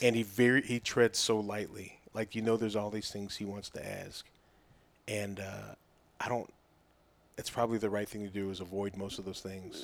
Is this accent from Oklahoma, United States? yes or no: yes; Oklahoma, United States; growing up in Oklahoma as a running back